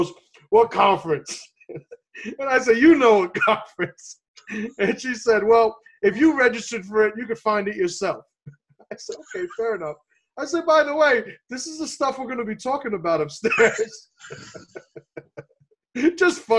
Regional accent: New York City, New York, United States; My father's from Puerto Rico, and I grew up in the South Bronx

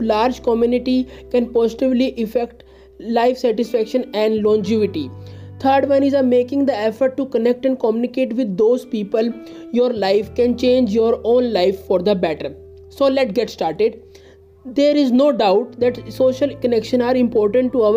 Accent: India; I am from India

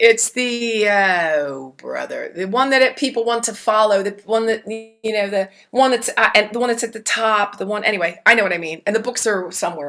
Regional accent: New Jersey, United States; The Godfather series, along with Goodfellas, because I'm from Jersey and I love my mafia movies

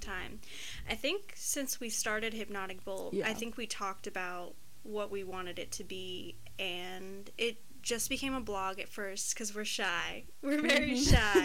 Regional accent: Greenville, South Carolina, United States; are both from Greenville, South Carolina

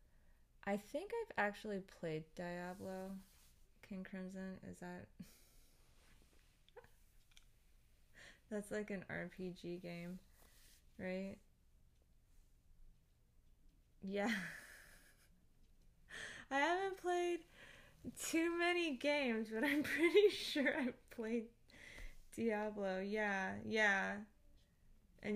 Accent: Philippines; I'm Filipino

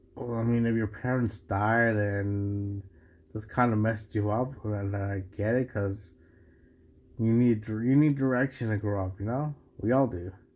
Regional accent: Mexico; I'm from Mexico, but yeah, I, at least I can call myself Mexican

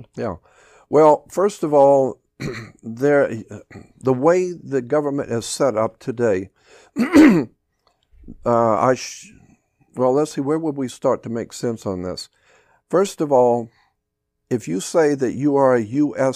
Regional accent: United States; I, as an American

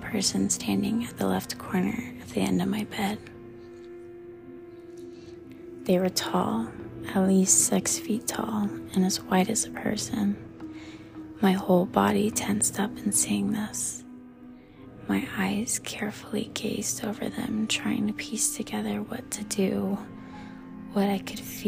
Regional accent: Colorado Springs, Colorado, United States; I grew up in South Colorado Springs, Colorado

